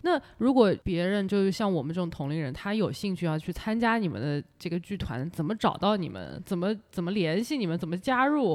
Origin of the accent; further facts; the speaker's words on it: China; moved away; 以前小时候在国内的时候看到街上那些装饰